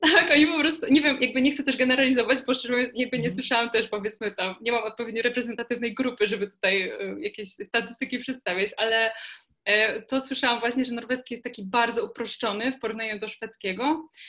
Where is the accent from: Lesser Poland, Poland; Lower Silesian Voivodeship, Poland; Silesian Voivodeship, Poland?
Lesser Poland, Poland; Kraków; jestem z Krakowa